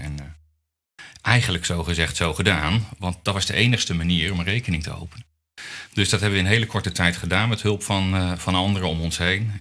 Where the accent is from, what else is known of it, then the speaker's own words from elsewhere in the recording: Netherlands; als Nederlander